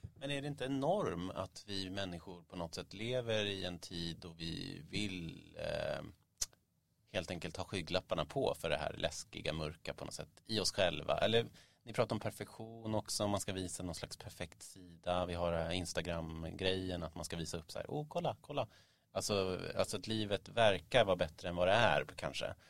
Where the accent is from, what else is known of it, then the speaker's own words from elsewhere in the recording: Stockholm, Stockholm County, Sweden; Jag växte upp vid Mariatorget